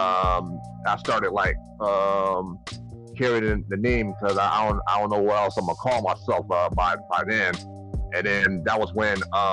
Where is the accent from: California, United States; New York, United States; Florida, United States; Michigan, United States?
New York, United States; Buffalo; I'm born and raised in Buffalo